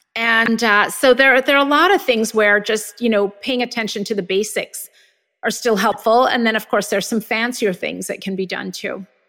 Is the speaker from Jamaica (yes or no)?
yes; Jamaica; moved away; I grew up in Jamaica where everybody had measles and mumps and chicken pox